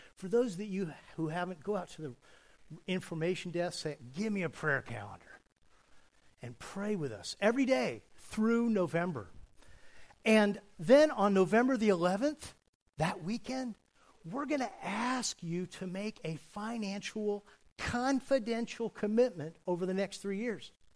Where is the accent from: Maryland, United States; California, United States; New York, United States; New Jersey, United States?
California, United States; I was raised in California